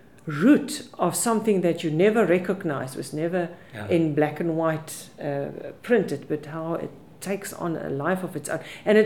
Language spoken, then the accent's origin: English; Free State, South Africa; first language Afrikaans; English is a second language; moved away as an adult; now in Cape Town, South Africa; We moved from the Free State in 1993 to Cape Town, and I couldn't speak English.